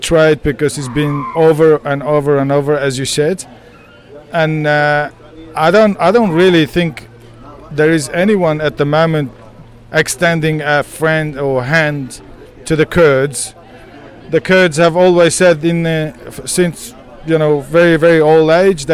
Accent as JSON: {"language": "English", "region": "Kurdistan", "country": "Turkey", "tie": "born or raised there", "moved": "yes", "lives_now": "Australia", "said": "I am originally from Kurdish, from Turkey side, but my hometown is about 40, 50 kilometers from the border."}